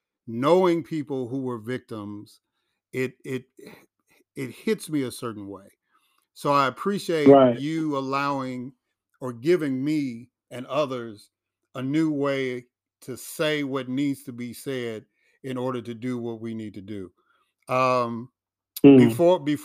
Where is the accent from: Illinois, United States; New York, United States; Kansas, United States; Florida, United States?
Illinois, United States; Chicago; moved away as an adult; also born or lived in Jackson, Mississippi; now in Atlanta, United States; I grew up in Chicago. I lived in Jackson, Mississippi for a long time, and now I'm in Atlanta